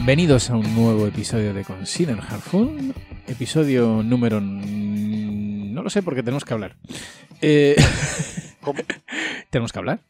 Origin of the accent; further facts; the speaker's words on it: Andalusia, Spain; yo siendo andaluz, también soy casi africano